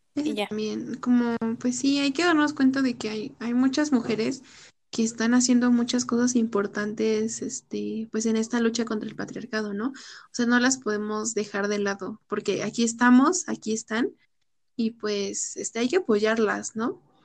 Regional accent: Mexico; somos mexicanas

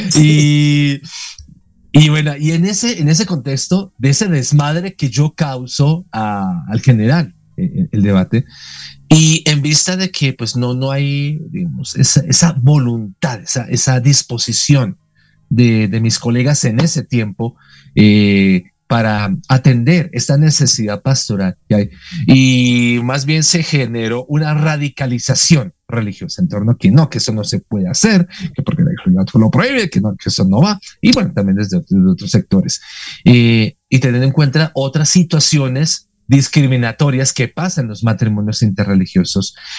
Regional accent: Bogotá, Colombia; soy colombiano de nacimiento, orgullosamente, aquí de, la muy noble, muy de Santa Fe de Bogotá

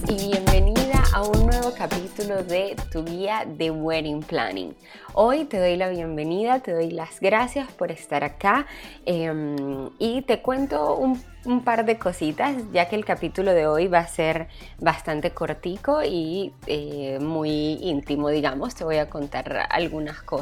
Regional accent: Venezuela; Ciertos elementos que son importantes para nosotros como venezolanos y que acá me los permitan hacer en una boda.

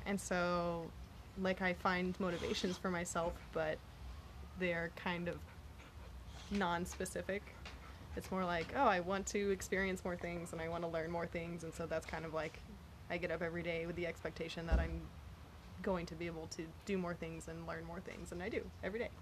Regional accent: Galveston, Texas, United States; also born or lived in San Antonio, Texas; now in Houston, United States; I grew up in Galveston, Texas

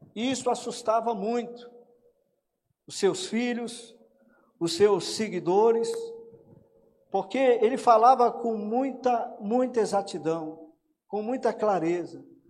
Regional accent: Minas Gerais, Brazil; como um bom mineiro

